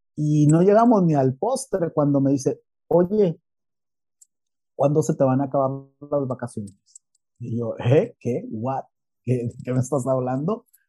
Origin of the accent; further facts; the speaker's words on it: Mexico; moved away as an adult; now in Spain; Yo soy mexicano